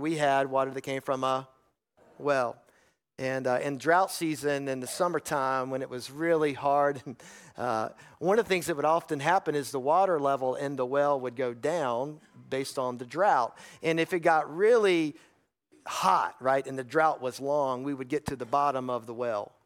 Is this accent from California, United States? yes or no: no; North Carolina, United States; I grew up in North Carolina. Most of you know that. I grew up in the foothills of the mountains in some farmland area